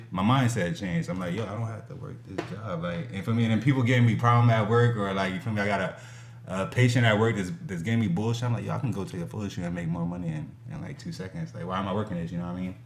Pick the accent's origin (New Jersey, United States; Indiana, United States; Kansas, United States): New Jersey, United States; Lawrenceville; also born or lived in Trenton, New Jersey; I grew up in Lawrenceville, New Jersey, so I went to all Lawrenceville schools